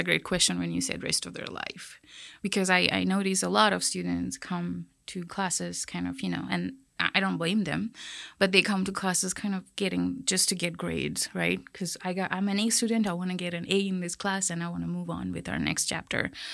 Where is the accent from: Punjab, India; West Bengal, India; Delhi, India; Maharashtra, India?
West Bengal, India; Kolkata; moved away as an adult; also born or lived in Ohio, United States / Chicago, United States; now in Texas, United States; I grew up in Calcutta, which is a very big city.